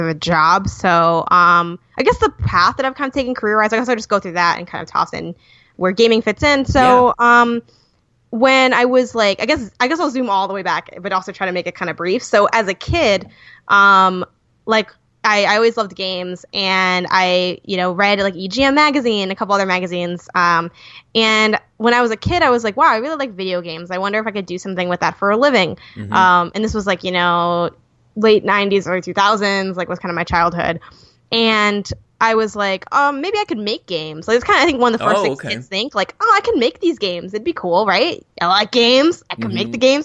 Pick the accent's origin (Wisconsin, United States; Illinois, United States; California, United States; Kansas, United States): Illinois, United States; Chicago; first language English; I'm from Chicago